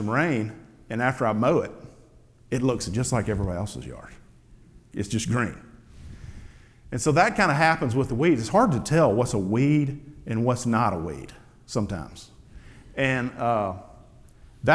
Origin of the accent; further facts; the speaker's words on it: the Delta, Mississippi, United States; also born or lived in Alpine Camp; where I grew up in the Delta.